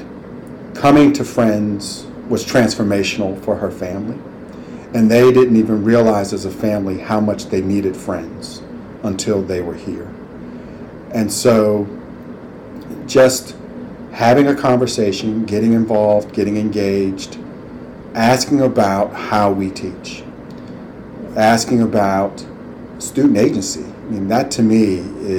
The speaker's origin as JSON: {"language": "English", "town": "Cleveland", "region": "Ohio", "country": "United States", "tie": "born or raised there", "also_born_or_lived": "Bucks County, Pennsylvania", "moved": "as an adult", "said": "I grew up in Cleveland, Ohio, knew nothing about Quakerism or Quaker schools"}